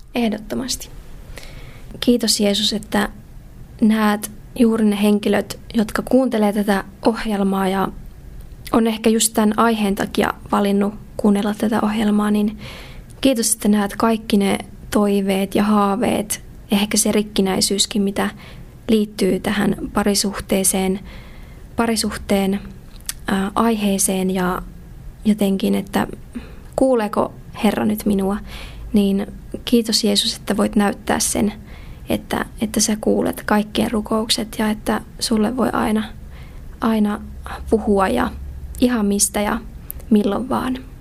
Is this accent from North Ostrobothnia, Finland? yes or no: no; Joensuu, North Karelia, Finland; Mä oon tota, alun perin syntyjään tuolta Pohjois-Karjalasta, Joensuusta kotoisin